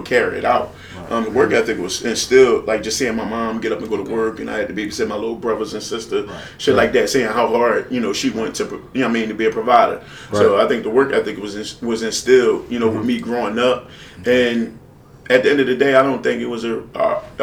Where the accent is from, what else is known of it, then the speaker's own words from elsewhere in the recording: Philadelphia, Pennsylvania, United States; I'm from North Philly, man. Born and raised. I still live in North Philly